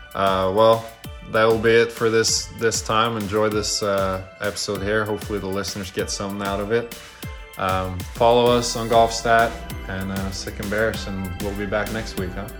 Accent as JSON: {"language": "English", "country": "Norway", "moved": "yes", "lives_now": "United States", "said": "I'm obviously from Norway"}